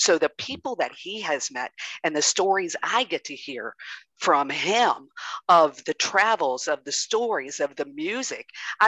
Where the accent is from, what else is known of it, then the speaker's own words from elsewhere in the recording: Kentucky, United States; also born or lived in Amsterdam, Netherlands; Yes, I'm from Kentucky. I just said y'all. originally from Kentucky, but as I said, lived in many places around this country and actually over in the Netherlands as well in Amsterdam.